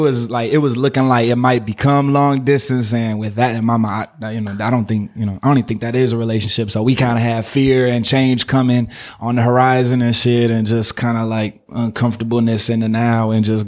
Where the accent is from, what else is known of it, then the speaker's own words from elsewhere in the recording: Oakland, California, United States; also born or lived in Berkeley; I'm from here. I'm from Oakland and Berkeley.